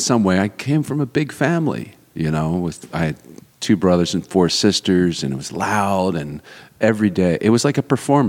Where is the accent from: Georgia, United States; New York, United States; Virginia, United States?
Virginia, United States; Richmond; also born or lived in Philadelphia, Pennsylvania; now in Atlanta, United States; I was born in Philly, but I grew up in Richmond, Virginia.